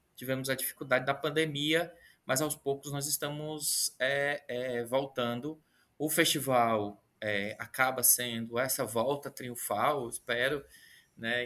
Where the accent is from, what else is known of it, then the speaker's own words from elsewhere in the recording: Ceará, Brazil; eu sou do, sou do Ceará, fico aqui no Ceará